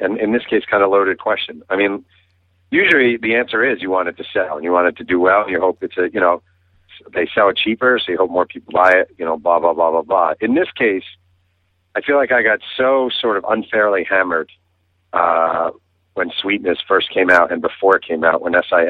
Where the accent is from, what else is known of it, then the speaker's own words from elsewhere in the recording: Mahopac, New York, United States; Hey, first of all, I love that you mentioned I'm from Mayo Pack, New York, a town that almost nobody listening to this has ever heard of.